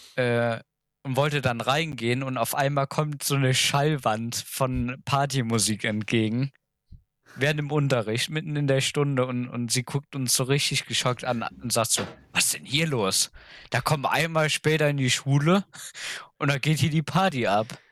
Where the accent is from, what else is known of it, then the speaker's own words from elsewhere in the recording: Germany; bei uns in Deutschland